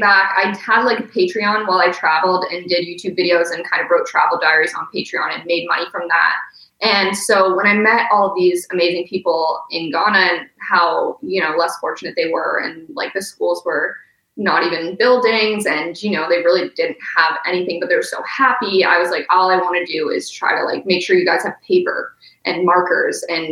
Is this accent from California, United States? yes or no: no; Maine, United States; moved away; also born or lived in Portsmouth, New Hampshire; We grew up in Maine